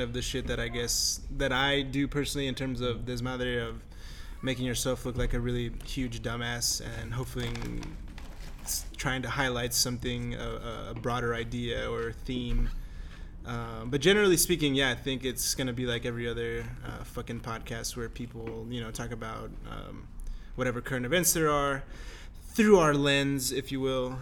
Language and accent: English; Fort Worth, Texas, United States; moved away as an adult; now in San Jose, United States; Jesus and I are both from uh, Fort Worth. We're from Texas